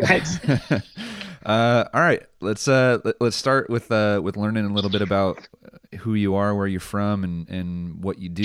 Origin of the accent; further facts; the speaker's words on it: San Mateo, California, United States; I'm originally from San Mateo